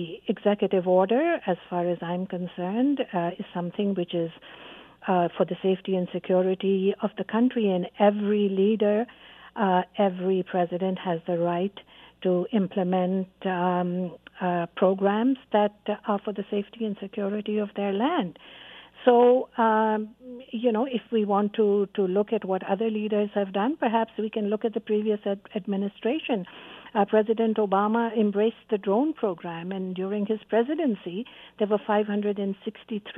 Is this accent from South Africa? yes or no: no; Canada; as a Canadian